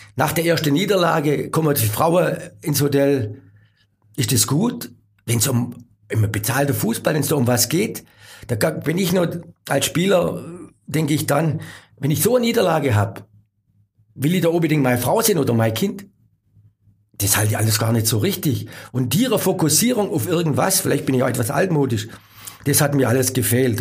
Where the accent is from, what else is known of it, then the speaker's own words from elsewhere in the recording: Germany; als Deutscher